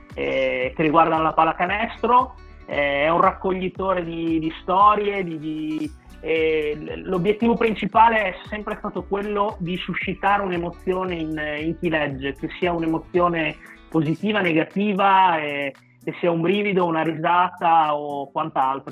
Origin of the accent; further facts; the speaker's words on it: Bologna, Emilia-Romagna, Italy; io sono di Bologna